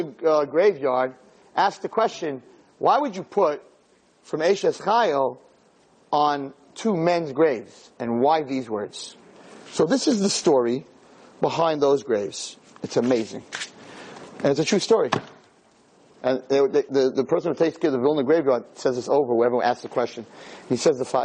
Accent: United States; we Americans

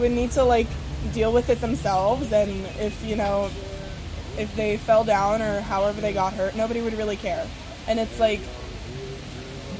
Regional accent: Israel; I was born in Israel

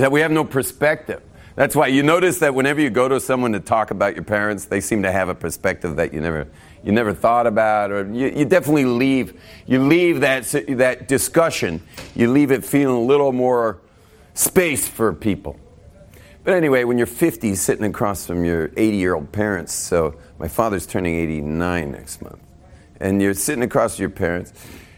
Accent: Malibu, California, United States; also born or lived in West LA; growing up in Malibu

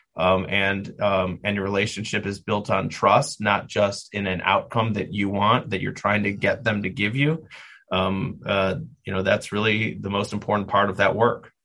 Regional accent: Milwaukee, Wisconsin, United States; moved away as an adult; now in Cleveland, United States; I was born and raised in Milwaukee, Wisconsin

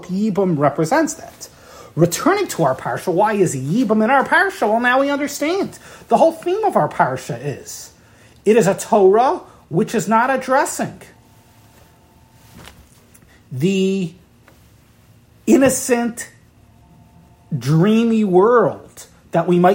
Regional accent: Baltimore, Maryland, United States; my hometown here in Baltimore.

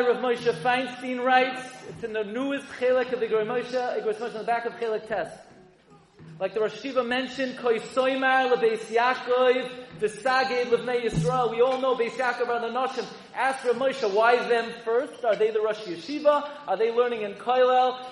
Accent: New York City, New York, United States; I grew up in Flatbush and Avenue M and East 31st

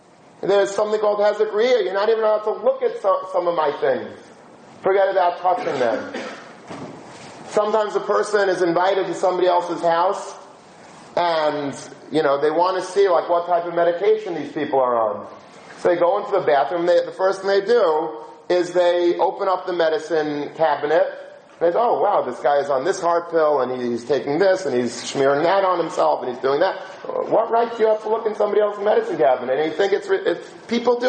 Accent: United States; We're American young people

